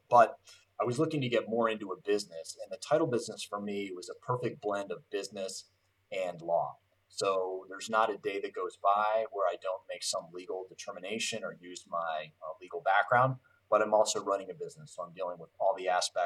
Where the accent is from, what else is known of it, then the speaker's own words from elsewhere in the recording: Cleveland, Ohio, United States; I'm born and raised in Cleveland